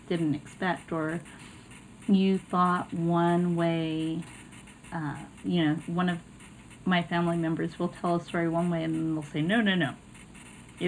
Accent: California, United States; I was born in California, and I was born to a mixed race parents

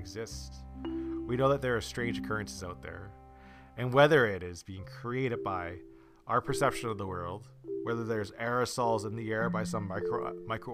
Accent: Canada; I'm from Canada

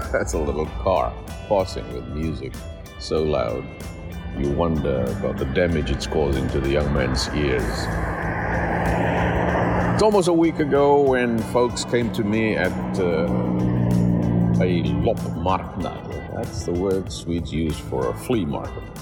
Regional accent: Portugal; we came from Portugal.

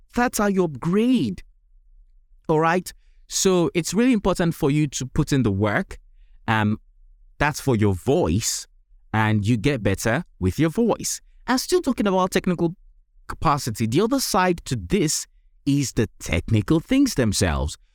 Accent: Nigeria; accent: Nigerian; my accent is originally typically Nigerian, or even say African.

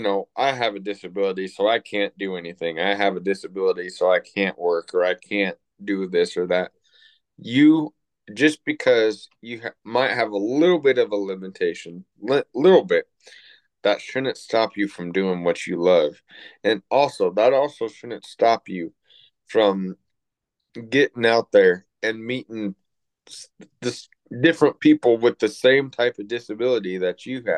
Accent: Everett, Washington, United States; when I was growing up in Everett, Washington

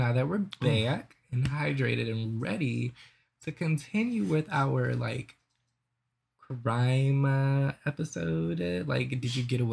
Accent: New Orleans, Louisiana, United States; I'm from New Orleans

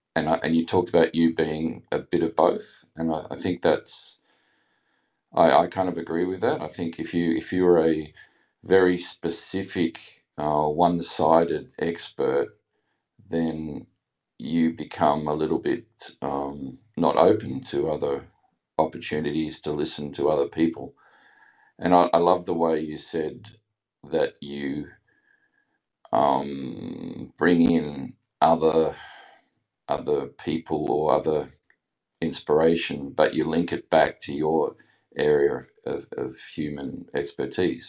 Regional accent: Australia; accent: Australian; also born or lived in England; I obviously have an Australian accent, but I lived in England for a year, uh, when I was eighteen.

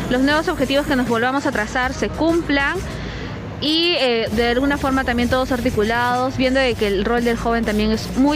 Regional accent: Peru; Más que una festividad cultural, para mí es un avance, un progreso como peruanos, en sentirse orgulloso frente a cualquier adversidad que nos ha presentado

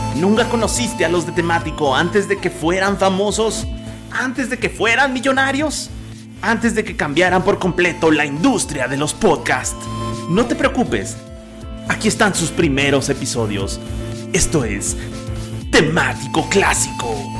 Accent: Mexico; Somos bien mexicanotes

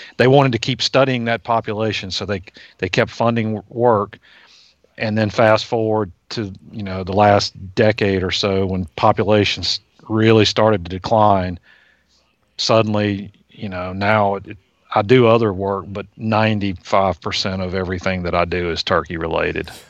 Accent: Virginia, United States; I grew up in Virginia

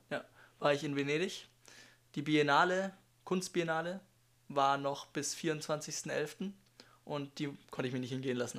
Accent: Germany; Ich komme aus Deutschland

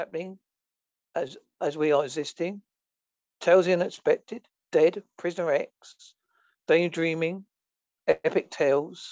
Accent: Essex, East of England, United Kingdom; moved away as an adult; now in Holsworthy, United Kingdom; I was born on Sunday, 13th of May, 1962

